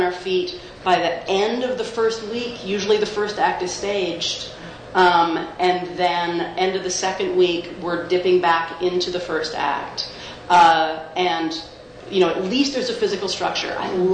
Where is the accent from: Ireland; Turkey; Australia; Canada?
Canada; there's also part of me that is like a Canadian WASP